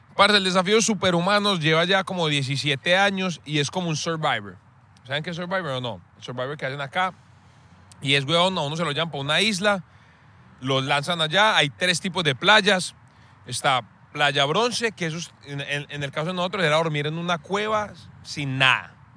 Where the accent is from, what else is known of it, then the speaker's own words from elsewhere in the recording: Medellín, Antioquia, Colombia; accent: paisa; yo soy de Medellín